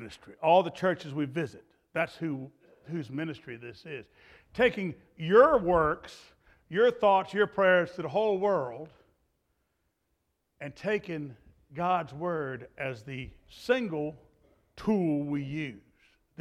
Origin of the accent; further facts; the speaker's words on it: Clarksville, Virginia, United States; I'm from Clarksville, Virginia